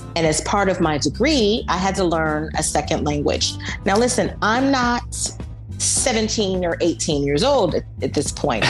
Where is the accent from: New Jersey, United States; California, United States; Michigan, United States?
California, United States; Bay Area; moved away as an adult; also born or lived in New York; now in Paris, France; I'm from the United States, originally from California, the Bay Area.